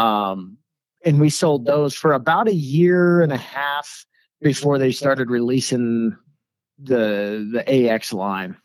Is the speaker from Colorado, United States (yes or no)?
yes; Colorado, United States; born and raised in Colorado